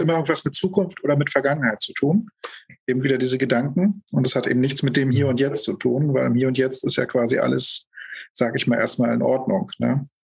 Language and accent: German; Germany; also born or lived in Lübeck / Hamburg; now in Berlin, Germany; ich bin geboren 1973 in der Lausitz, bin da auch aufgewachsen